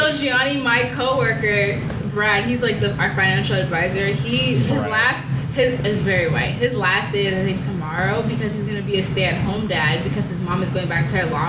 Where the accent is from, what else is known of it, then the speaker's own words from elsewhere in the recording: Nigeria; moved away; also born or lived in Chicago; When I first came to Chicago, because I came to Chicago straight from Nigeria